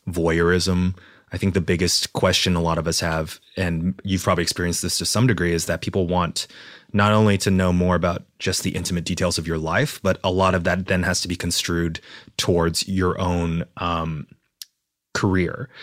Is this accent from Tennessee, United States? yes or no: no; Texas, United States; moved away; I was raised in Texas in a small town